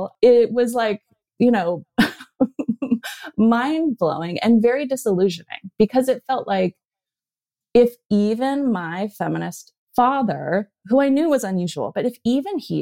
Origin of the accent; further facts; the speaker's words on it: Berkeley, California, United States; when I grew up in Berkeley, California, I was raised by a couple of Berkeley hippies